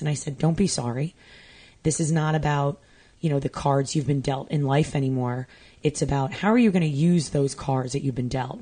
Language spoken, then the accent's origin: English; Long Island, New York, United States; I grew up on Long Island